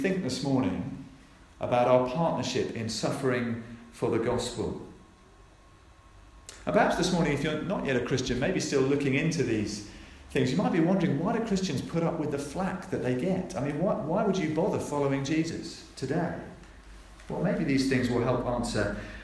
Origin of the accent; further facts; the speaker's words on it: Norfolk, East of England, United Kingdom; I was born in Norfolk.